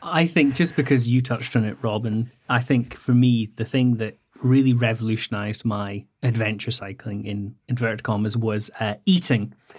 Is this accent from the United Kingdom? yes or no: yes; Scottish Highlands, Scotland, United Kingdom; I grew up very rural in the Scottish Highlands